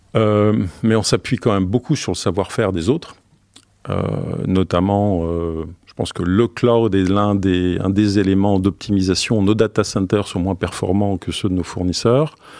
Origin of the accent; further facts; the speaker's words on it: Ostend, Flanders, Belgium; Oui, je suis né en Belgique, d'origine belge. Je suis né sur la, mer du Nord, à Ostende.